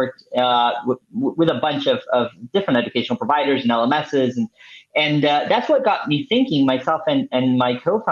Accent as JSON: {"language": "English", "country": "Venezuela", "moved": "yes", "said": "I'm originally from Venezuela"}